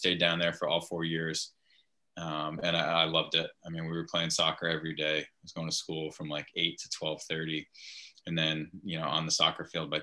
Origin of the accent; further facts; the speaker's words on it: Cranston, Rhode Island, United States; I grew up in Cranston, Rhode Island